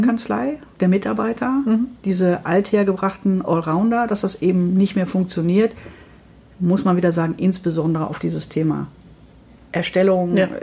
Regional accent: Dortmund, North Rhine-Westphalia, Germany; Ich komme aus Dortmund

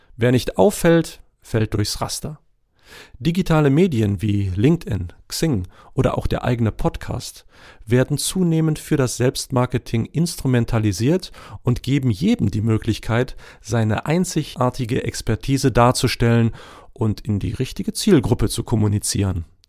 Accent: GDR, East Germany, Germany; Aufgewachsen in der DDR mit Eltern, die ein eigenes Unternehmen nach der Wende aufgebaut haben

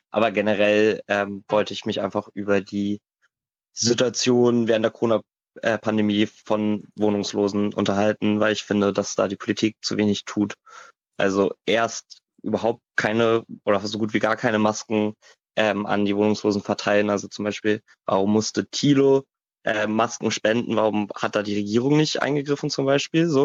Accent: Hamburg, Germany; ich komme aus Hamburg, ich bin 19 Jahre alt

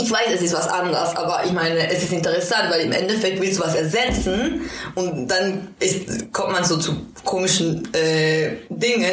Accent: Quito, Pichincha, Ecuador; now in Berlin, Germany; Ich komme ja auch aus Quito und Quito liegt sehr hoch

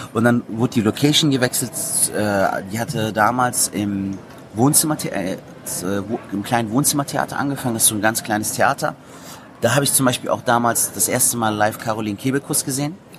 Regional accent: Cologne, North Rhine-Westphalia, Germany; Köln geboren, aufgewachsen in Köln, eine Kölsche Jung

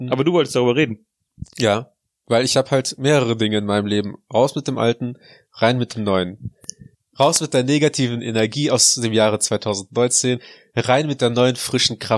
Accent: Russia; born there; Ich, ich bin deutsch geboren. Ich bin in Russland geboren, aber deutsch erzogen.

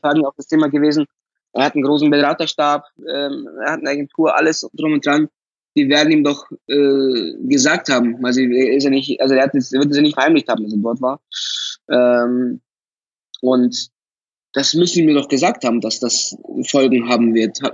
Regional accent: Munich, Bavaria, Germany; ich bin in München geboren, ich bin in München aufgewachsen, alles hier

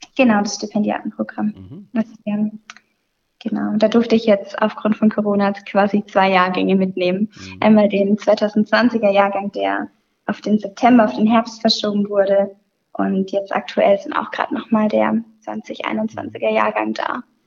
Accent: near Sinsheim, Baden-Württemberg, Germany; moved away as an adult; now in Pforzheim, Germany; ich komme aus der Nähe von Sinsheim

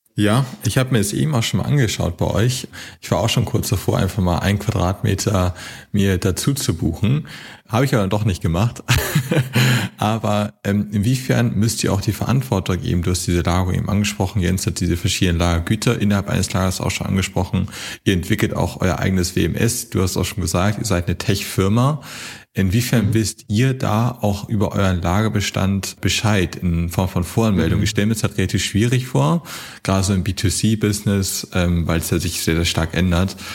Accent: Hamburg, Germany; aber ich komme auch aus Hamburg

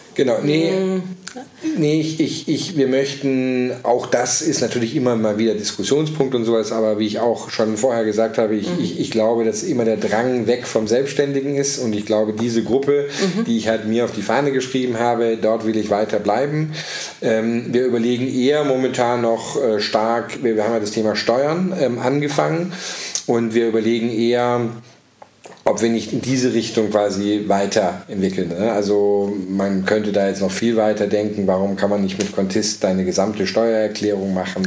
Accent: Southern Germany, Germany; moved away; also born or lived in Denmark / France; Ich bin ursprünglich aus Süddeutschland

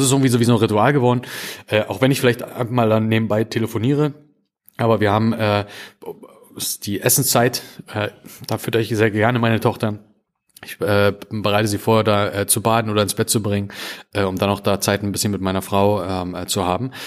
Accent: Spreewald, Brandenburg, Germany; ich komme ja aus dem Spreewald, ich komme ja aus dem Osten

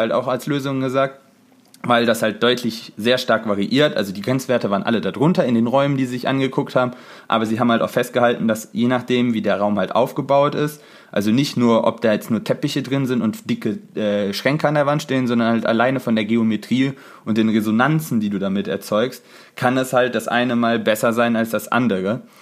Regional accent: Cologne Bonn Airport catchment area, North Rhine-Westphalia, Germany; wir kommen ja aus dem Einzugsraum vom Köln-Bonner Flughafen

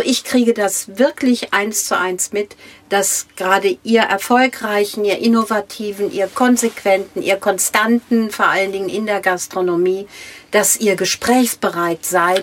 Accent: Minden, North Rhine-Westphalia, Germany; ich komme aus Minden an der Weser

